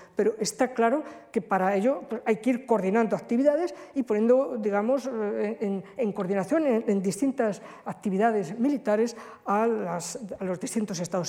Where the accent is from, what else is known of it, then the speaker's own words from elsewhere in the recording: Spain; nosotros los españoles